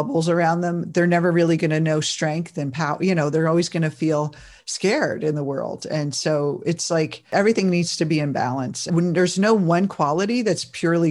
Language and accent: English; New Jersey, United States; I grew up in that family too. And I'm from New Jersey